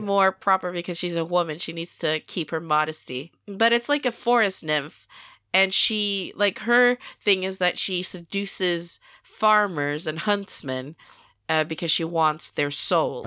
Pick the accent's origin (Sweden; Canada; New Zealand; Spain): Sweden; I am born and raised in Sweden